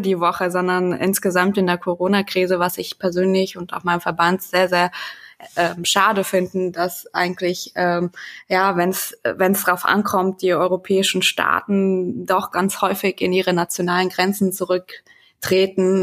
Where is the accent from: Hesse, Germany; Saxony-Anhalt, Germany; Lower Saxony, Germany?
Hesse, Germany; Wetteraukreis; ich komme aus dem Wetteraukreis in Hessen